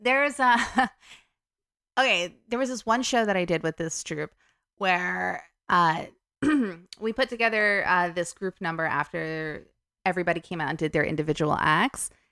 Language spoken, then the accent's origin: English; New Jersey, United States; moved away as an adult; also born or lived in New York / Sydney, Australia / United Kingdom / France; I was born in New York and I pretty much grew up in New Jersey